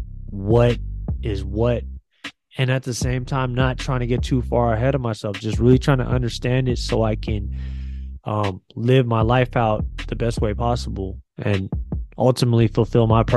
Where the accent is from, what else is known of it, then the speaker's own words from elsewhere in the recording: San Francisco, California, United States; I'm a Filipino man from San Francisco